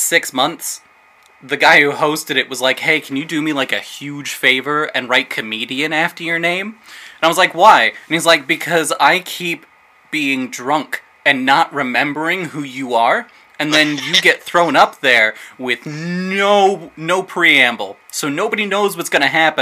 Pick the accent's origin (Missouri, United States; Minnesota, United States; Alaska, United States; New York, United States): Alaska, United States; North Pole; moved away as an adult; also born or lived in Fairbanks, Alaska; now in Vancouver, Washington, United States; I grew up in North Pole, which is right outside of Fairbanks.